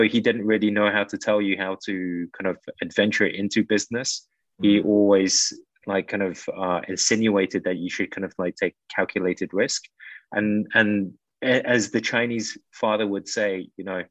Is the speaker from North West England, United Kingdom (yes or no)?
no; London, United Kingdom; moved away as an adult; now in Philippines; growing up in the UK